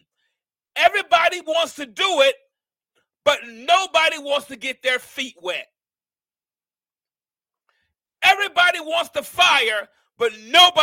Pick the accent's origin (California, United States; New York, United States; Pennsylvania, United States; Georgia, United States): New York, United States; Mount Vernon; now in Alabama, United States; I'm from Mount Vernon, New York